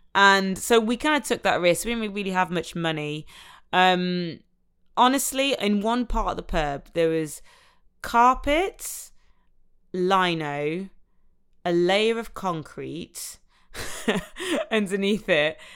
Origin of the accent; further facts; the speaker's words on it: Nottingham, East Midlands, United Kingdom; from Nottingham, which is my hometown where I'm from.